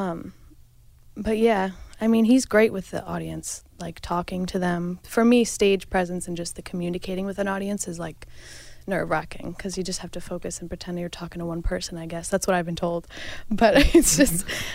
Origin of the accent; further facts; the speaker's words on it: Carmel, New York, United States; I've lived upstate my whole life